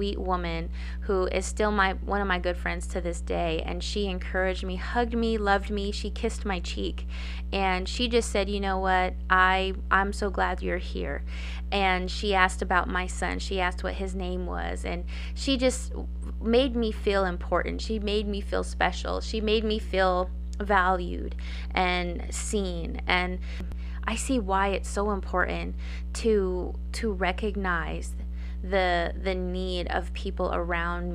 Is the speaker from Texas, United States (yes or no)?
no; Gallup, New Mexico, United States; my hometown of Gallup, New Mexico